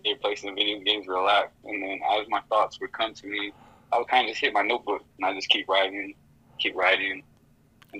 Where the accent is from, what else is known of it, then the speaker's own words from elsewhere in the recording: Tohatchi, New Mexico, United States; Tohachi, New Mexico, 505